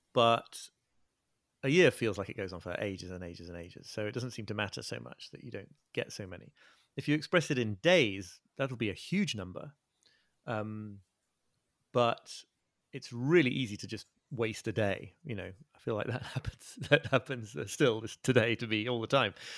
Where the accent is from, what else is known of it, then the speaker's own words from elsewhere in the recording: north of England, near North Yorkshire, Yorkshire and the Humber, United Kingdom; moved away as an adult; also born or lived in Liverpool / Brooklyn, New York; I was born in Liverpool and grew up in the north of England, near, near where I'm living now.